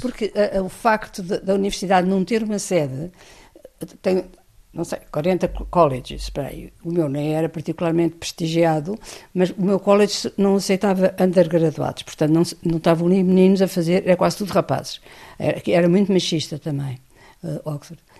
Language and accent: Portuguese; Portugal; moved away as an adult; Eu sou totalmente analfabeta, venho de Portugal